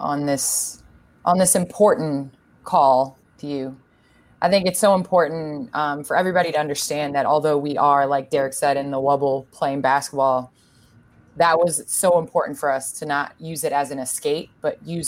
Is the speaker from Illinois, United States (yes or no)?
yes; Chicago, Illinois, United States; I grew up in the Chicagoland